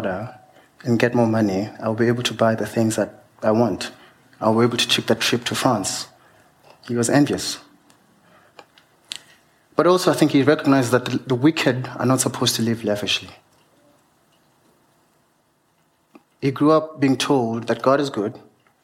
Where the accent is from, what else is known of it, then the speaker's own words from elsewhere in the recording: Venda, Limpopo, South Africa; As I grew up in Venda, of course, I'm Venda